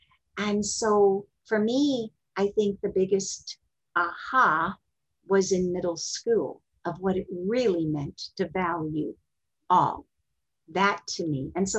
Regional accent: Texas, United States; born there; also born or lived in Kentucky / Ohio; I was born in Texas, and my father, we were like minister's kids. He had churches all over, and we were in Kentucky and Ohio and wherever.

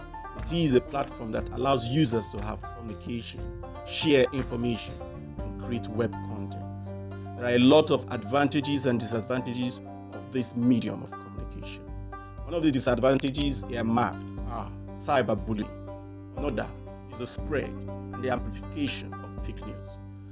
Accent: Nigeria; from Nigeria.

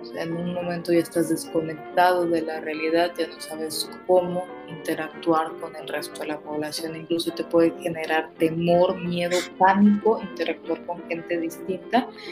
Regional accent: Mexico; como mexicanos

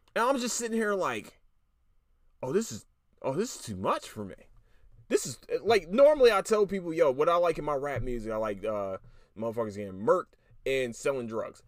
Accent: Philadelphia, Pennsylvania, United States; I'm from Philly

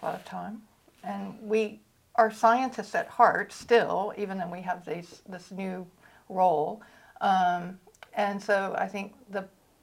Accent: North Carolina, United States; also born or lived in San Diego; now in Georgia, United States; I grew up in North Carolina

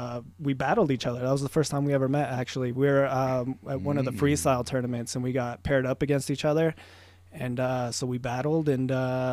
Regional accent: Carson City, Nevada, United States; also born or lived in Dayton, Nevada; Yeah, I grew up in Carson mostly. Well, I'd say up until like middle school, and we moved out to Dayton, did high school and stuff out there

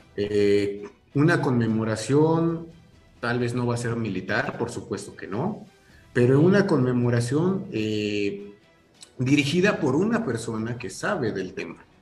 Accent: Mexico; como sociedad mexicana

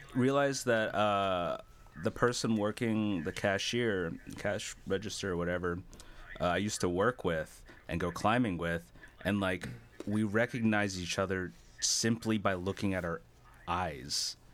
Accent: New Jersey, United States; what I grew up with in New Jersey

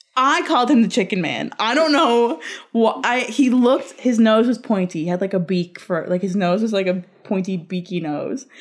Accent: Labrador City, Newfoundland and Labrador, Canada; moved away; back home in labrador I'm from Labrador

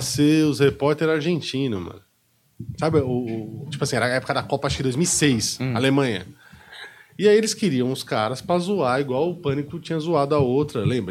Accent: Brazil; A gente é brasileiro

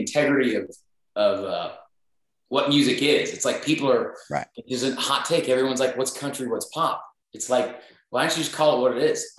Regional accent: Northern Illinois, United States; moved away as an adult; now in Nashville, United States; I grew up in Northern Illinois.

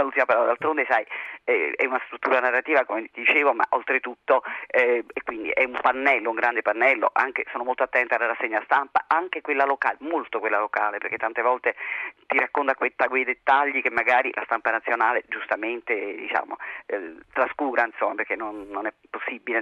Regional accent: Naples, Campania, Italy; io sono una napoletana

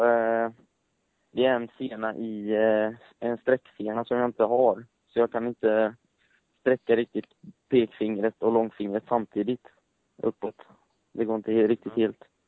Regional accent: Gothenburg, Västra Götaland, Sweden; Jag kommer från Göteborg

